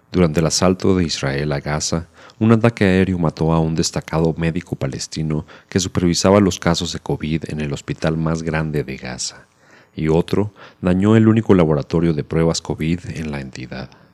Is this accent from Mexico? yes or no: yes; Mexico